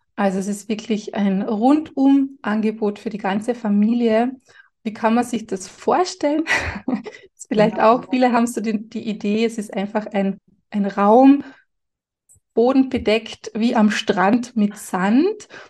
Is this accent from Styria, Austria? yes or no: no; Carinthia, Austria; Bei uns in Kärnten sagt man, Heferlan und Tscherpen und Schisserlan